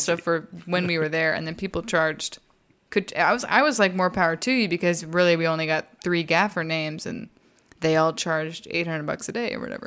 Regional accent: Texas, United States; I'm from Texas

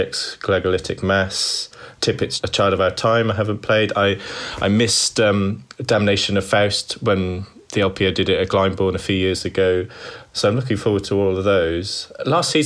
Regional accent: Wales, United Kingdom; being a Welshman

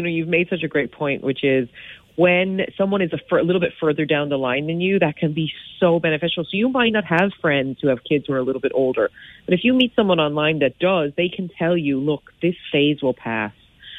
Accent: United States; now in Ireland; as you can tell from my accent, I'm American, so I have some of my American mamas are in there too, but it is largely an Irish group.

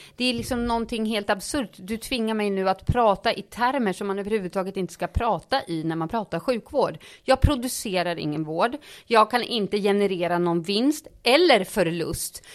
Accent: Uppsala, Uppsala County, Sweden; also born or lived in Stockholm; I Uppsala gick jag i skolan och bodde med min mamma och sen var jag hos pappa på helgerna i Stockholm.

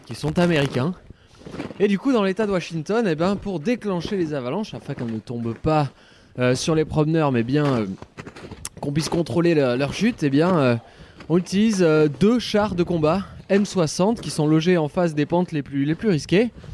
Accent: France; chez nous en France

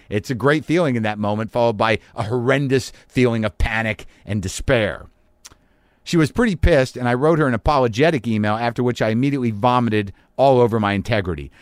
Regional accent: Albuquerque, New Mexico, United States; now in Los Angeles, United States; my hometown in Albuquerque, New Mexico

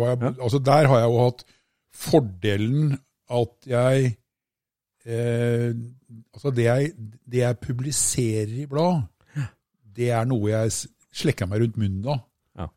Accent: Østfold, Norway; Jeg er jo fra Østfold, da. ikke sant? Vi bor nede i tommeltotten av Norge

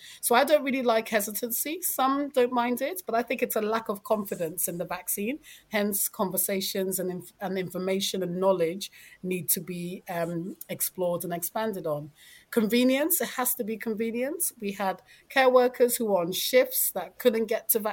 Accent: London, United Kingdom; I'm a Londoner, so I know London

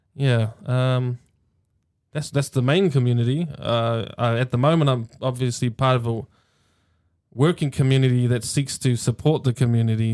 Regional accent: Hamilton, Waikato, New Zealand; born and raised in Hamilton in the little Housing New Zealand projects inside St Andrews

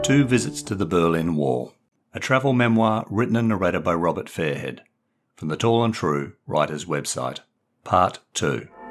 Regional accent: Perth, Western Australia, Australia; moved away as an adult; also born or lived in England; growing up in distant Perth, Western Australia

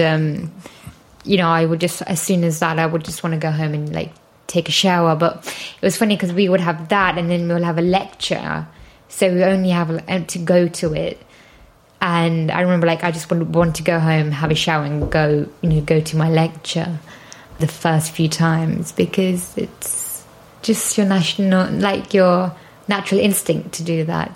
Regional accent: Leicester, East Midlands, United Kingdom; moved away as an adult; also born or lived in London; Well, I'm from London. Well, actually, Leicester, which is 100 miles away from London

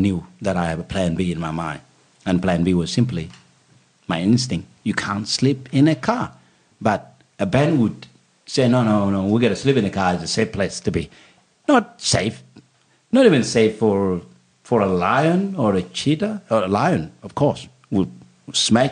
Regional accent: Bor, Jonglei, South Sudan; now in Australia; When we were coming from Bor, my hometown

